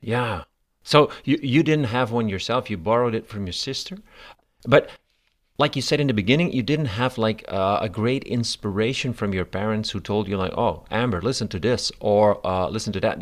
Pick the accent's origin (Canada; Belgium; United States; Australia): Belgium; I'm from Belgium